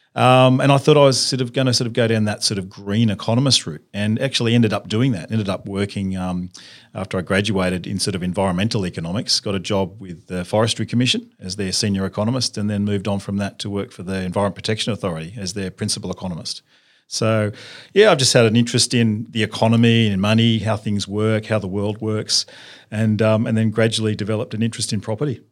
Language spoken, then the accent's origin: English; Sydney, New South Wales, Australia; I grew up in Sydney, uh, went to school at, went to a public high school